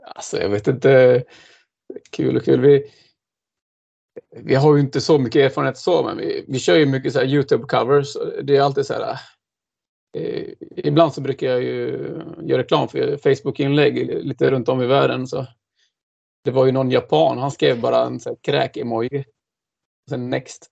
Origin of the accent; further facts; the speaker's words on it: Dalarna County, Sweden; moved away as an adult; also born or lived in Gothenburg; now in Linköping, Sweden; jag är ju ursprungligen dalmas